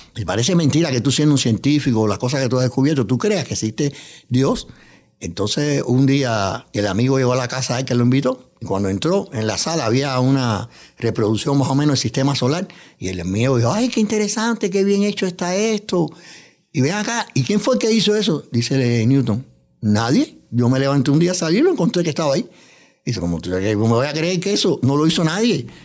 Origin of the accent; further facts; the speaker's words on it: Cuba; moved away as an adult; also born or lived in New York, United States; now in United States; He trabajado en varios órganos de prensa en mi país natal, en Cuba, también aquí en Estados Unidos, en Nueva York.